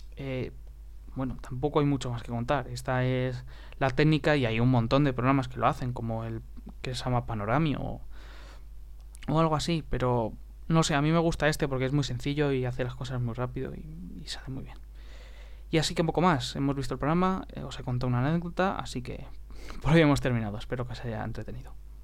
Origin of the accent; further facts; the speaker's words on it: Spain; español de Europa